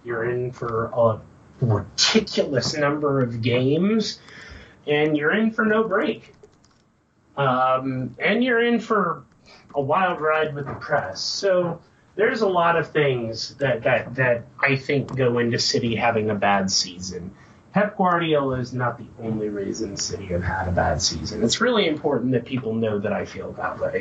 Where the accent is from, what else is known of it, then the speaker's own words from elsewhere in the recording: United States; as an American